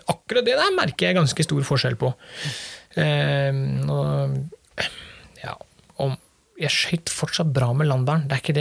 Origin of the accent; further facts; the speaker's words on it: Møre og Romsdal, Norway; Nei, som sunnmøring så er det klart det, det sårer jo litt.